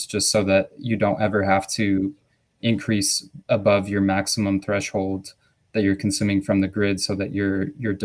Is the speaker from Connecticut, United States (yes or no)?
no; New Mexico, United States; I'm from New Mexico